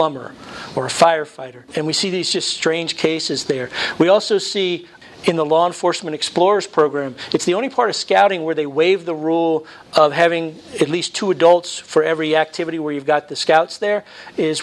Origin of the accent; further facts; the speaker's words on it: New Jersey, United States; I was born in New Jersey.